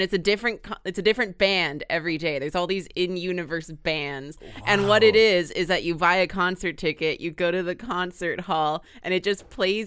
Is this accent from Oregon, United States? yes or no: no; Houston, Texas, United States; I grew up in Houston, Texas, which is a enormous city